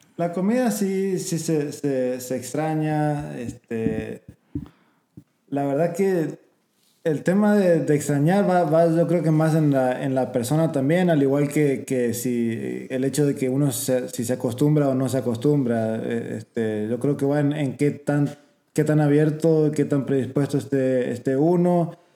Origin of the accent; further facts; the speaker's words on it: Argentina; moved away as an adult; also born or lived in San Antonio, Texas; now in United States; crecí en Argentina hasta los 18 años, nunca salí del país